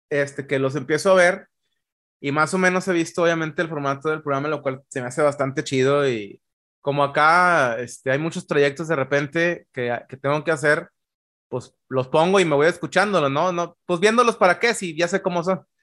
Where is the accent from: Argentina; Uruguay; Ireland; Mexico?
Ireland; also born or lived in Sweden; Soy sueco, pero vaya, mi, la, vaya, mi primera parte de la infancia de Irlanda.